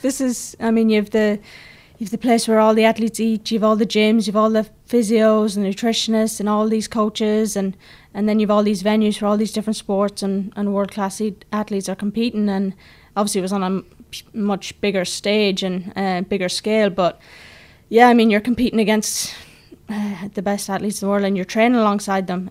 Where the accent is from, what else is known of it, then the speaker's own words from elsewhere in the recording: Ireland; moved away as an adult; also born or lived in Cavan / United States; being Irish